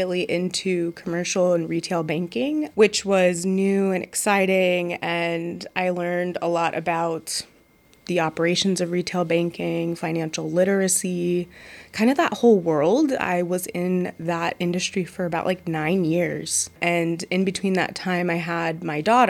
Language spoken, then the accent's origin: English; San Rafael, California, United States; I am a San Rafael native, born and raised in Marin County, deep roots in the Bay Area